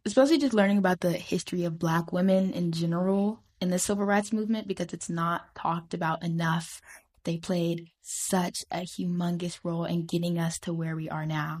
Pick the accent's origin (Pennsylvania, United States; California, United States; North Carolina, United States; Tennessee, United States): Tennessee, United States; I'm originally from Tennessee